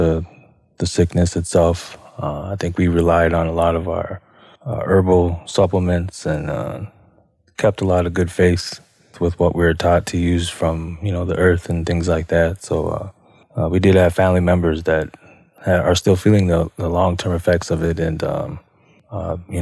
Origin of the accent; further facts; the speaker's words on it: Minneapolis, Minnesota, United States; also born or lived in Red Lake Nation; now in Wisconsin, United States; I am from the Red Lake Band of Chippewa Indians, but I was born and raised in Southside, Minneapolis.